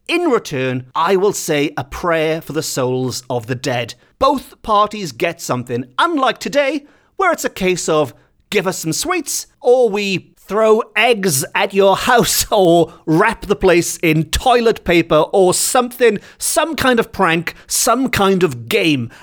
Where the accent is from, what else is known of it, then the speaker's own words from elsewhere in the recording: Welsh, Wales, United Kingdom; as much as I love being Welsh